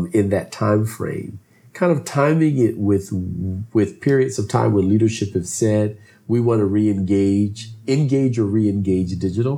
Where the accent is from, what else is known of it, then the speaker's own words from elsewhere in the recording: Philadelphia, Pennsylvania, United States; also born or lived in southern United States; grew up north in the Northeast in Philadelphia.